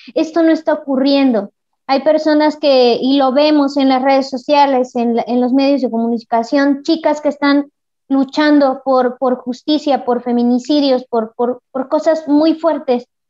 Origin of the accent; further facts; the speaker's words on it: El Progreso, Puebla, Mexico; yo soy de, de del Progreso Puebla